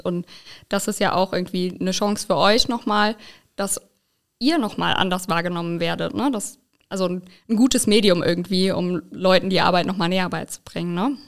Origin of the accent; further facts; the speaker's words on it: Lahnstein, Rhineland-Palatinate, Germany; ich komme aus Lahnstein ursprünglich